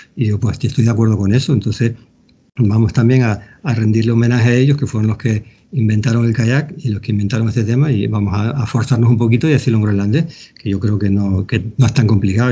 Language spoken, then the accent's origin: Spanish; Canary Islands, Spain; accent: Canarian; yo me he aprendido con acento canario a, decir las palabras en groenlandés